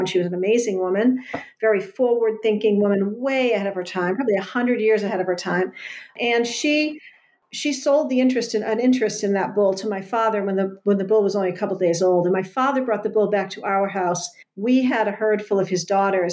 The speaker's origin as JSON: {"language": "English", "town": "Westerly", "region": "Rhode Island", "country": "United States", "tie": "born or raised there", "moved": "yes", "lives_now": "Rowley, United States", "said": "I live in Rowley, Mass right now. I grew up in Westerly, Rhode Island"}